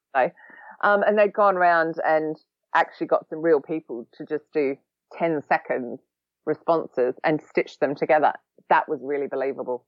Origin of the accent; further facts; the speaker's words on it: Australia; now in London, United Kingdom; I'm also an Australian who has lived in London for a long time